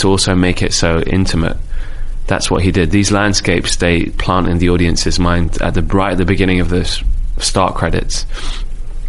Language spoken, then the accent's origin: English; London, United Kingdom; I'm a dude from Rainer's Lane, so in London, which is like the last stop on the Piccadilly line.